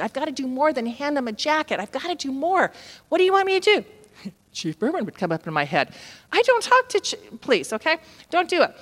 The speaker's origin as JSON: {"language": "English", "region": "Southern California", "country": "United States", "said": "I was from Southern California"}